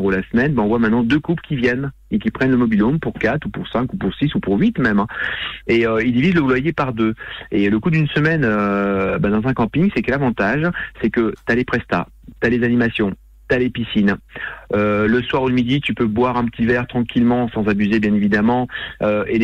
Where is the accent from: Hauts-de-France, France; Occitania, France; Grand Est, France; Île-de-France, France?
Hauts-de-France, France; the North; Moi, je suis du Nord, je suis un sti, je suis un stomi, mm. Je suis un vrai sti.